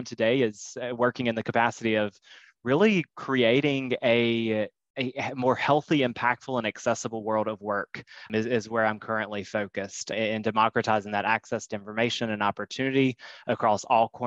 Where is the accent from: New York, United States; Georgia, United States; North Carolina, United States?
North Carolina, United States; moved away as an adult; now in Chicago, United States; I'm from, born and raised in North Carolina